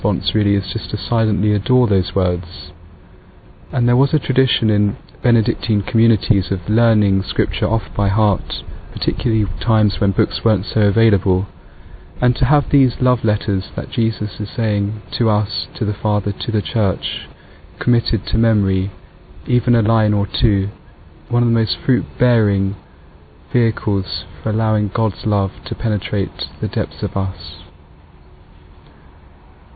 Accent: United Kingdom; I'm from United Kingdom

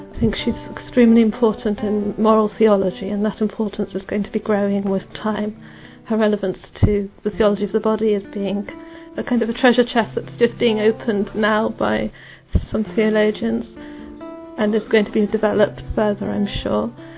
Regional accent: England, United Kingdom; I have Polish roots, but I come from England

